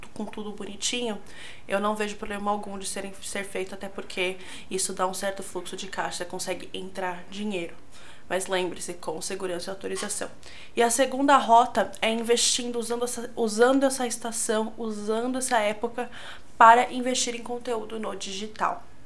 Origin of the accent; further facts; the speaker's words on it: São Paulo, Brazil; eu sou de São Paulo